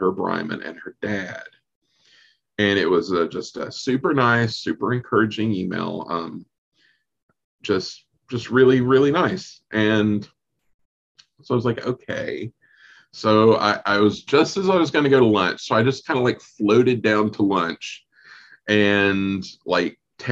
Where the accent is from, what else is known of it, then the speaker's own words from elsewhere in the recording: North Carolina, United States; I'm from North Carolina